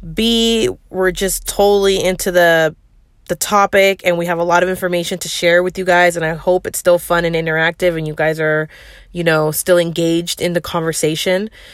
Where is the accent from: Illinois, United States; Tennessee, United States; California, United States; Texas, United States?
California, United States; the Bay Area; I'm from the Bay, and that's how we talk out here